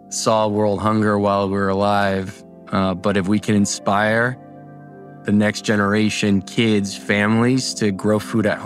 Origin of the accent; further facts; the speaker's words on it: Colombia; now in Michigan, United States; I immigrated from Colombia to a small town in Michigan